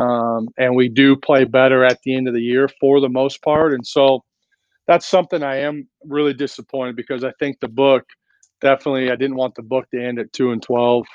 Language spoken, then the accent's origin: English; Lakewood, California, United States; now in Nevada, United States; I grew up in Lakewood